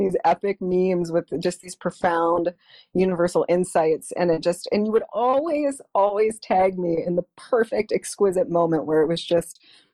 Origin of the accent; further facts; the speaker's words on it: Northeast Ohio, United States; I grew up in Northeast Ohio, about 45 minutes north of Cleveland.